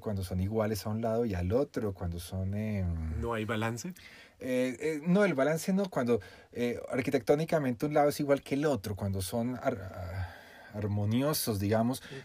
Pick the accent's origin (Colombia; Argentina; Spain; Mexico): Colombia; soy colombiano